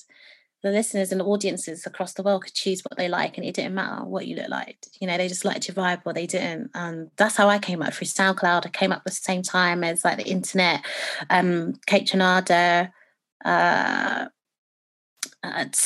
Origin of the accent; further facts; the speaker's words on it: United Kingdom; Being British and being Black